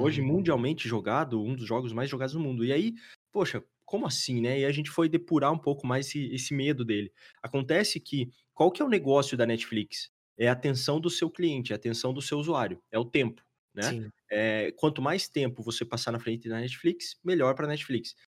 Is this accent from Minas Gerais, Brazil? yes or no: no; Curitiba, Paraná, Brazil; Somos de Curitiba